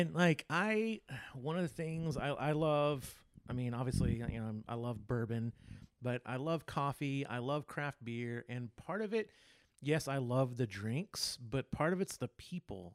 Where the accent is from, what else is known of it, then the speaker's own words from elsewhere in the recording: Texas, United States; moved away; also born or lived in California; I'm from Texas and I love Texas